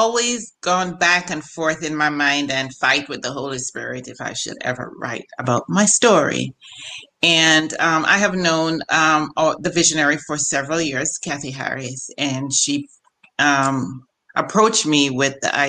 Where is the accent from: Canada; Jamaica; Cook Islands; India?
Jamaica; now in Maryland, United States; I am a Jamaican.